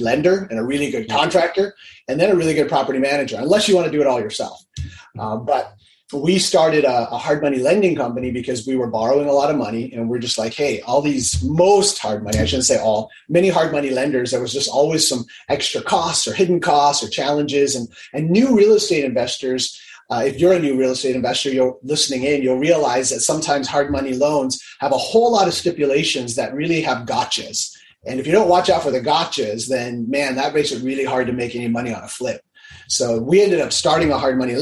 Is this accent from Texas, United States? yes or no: no; Hawaii, United States; I'm originally from Hawaii